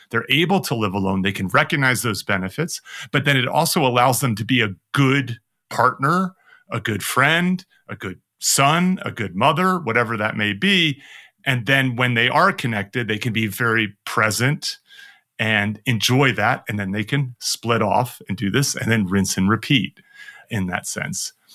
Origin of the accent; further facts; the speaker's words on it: United States; as an American